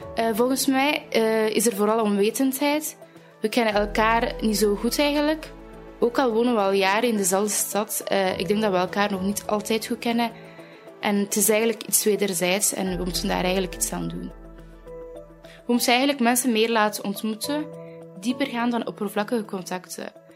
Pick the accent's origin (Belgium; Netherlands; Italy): Belgium; Aalst, Flanders; ik ben geboren en getogen in Aalst.